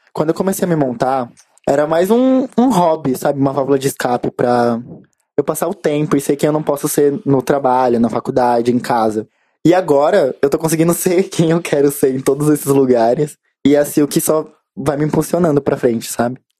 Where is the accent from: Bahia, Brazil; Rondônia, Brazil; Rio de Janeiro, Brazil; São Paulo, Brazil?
São Paulo, Brazil; eu sou de um lugar bem irônico. Hum. Vila das Belezas, na Zona Sul